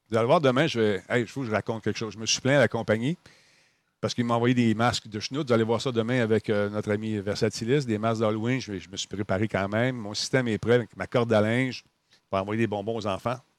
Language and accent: French; Canada; J'aurais besoin d'une lettre pour prouver que je suis canadienne, que j'ai resté à telle adresse pendant 30, 30 ans